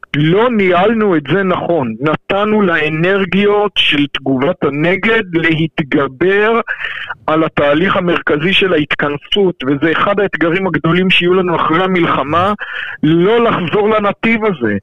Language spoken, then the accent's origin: Hebrew; Israel; אני גדלתי במדינת ישראל